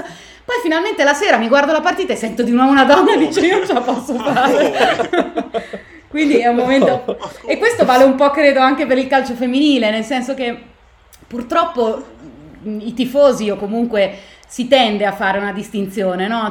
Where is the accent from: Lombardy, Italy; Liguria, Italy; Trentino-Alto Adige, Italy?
Lombardy, Italy; Milan; io sono di Milano, sono nata e cresciuta a Milano